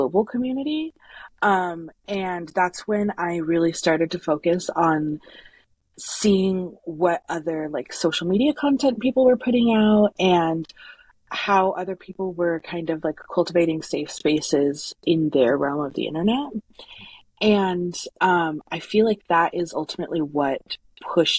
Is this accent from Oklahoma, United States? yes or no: no; a small town in Colorado, United States; I am from a small town in Colorado. It's where I was born and raised.